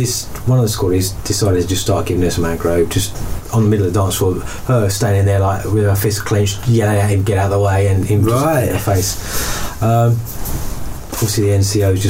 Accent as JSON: {"language": "English", "town": "Colchester", "region": "East of England", "country": "United Kingdom", "tie": "born or raised there", "moved": "as an adult", "said": "I'm originally from Colchester. I grew up there. I was left there when I was in my 30s."}